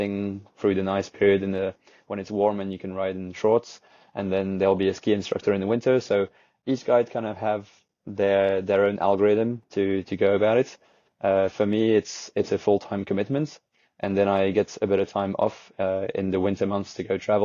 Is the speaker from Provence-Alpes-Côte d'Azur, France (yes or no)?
yes; Camargue National Park, Provence-Alpes-Côte d'Azur, France; now in Lyon, France; I actually grew up in the Camargue National Park, which is where the Rhône River creates a delta.